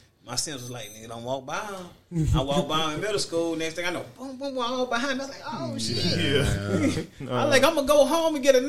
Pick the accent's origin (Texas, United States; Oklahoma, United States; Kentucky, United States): Texas, United States; Houston; I'm from Houston.